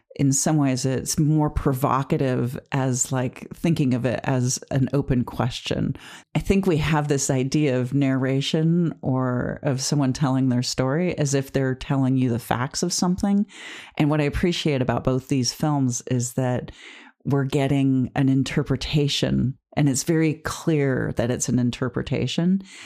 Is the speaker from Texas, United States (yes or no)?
no; Detroit, Michigan, United States; my family growing up in Detroit in the suburbs